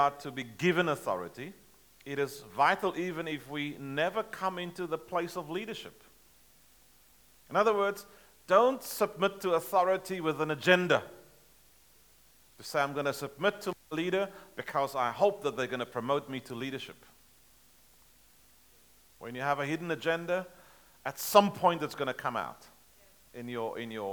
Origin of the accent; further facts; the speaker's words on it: South Africa; I'm a South African. We drive on the left-hand side of the road back home.